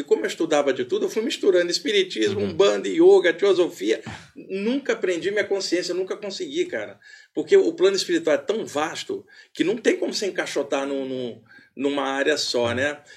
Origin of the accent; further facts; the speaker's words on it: Rio de Janeiro, Brazil; moved away as an adult; now in São Paulo, Brazil; Eu sou carioca e moro aqui em São Paulo há 30 anos